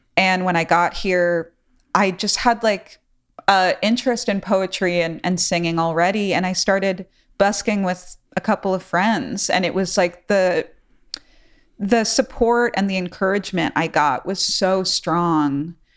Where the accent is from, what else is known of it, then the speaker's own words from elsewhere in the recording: New York City, New York, United States; now in New Orleans, United States; growing up in New York City, I grew up in the Bronx